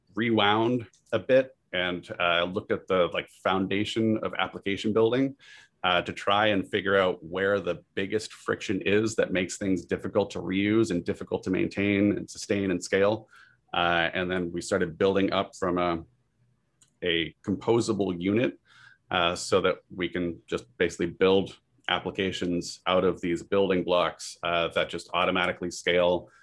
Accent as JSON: {"language": "English", "area": "Massachusetts, and Vermont", "region": "New England", "country": "United States", "tie": "born or raised there", "also_born_or_lived": "San Diego / Silicon Valley", "moved": "as an adult", "lives_now": "Cary, United States", "said": "I grew up in New England, Massachusetts, and Vermont."}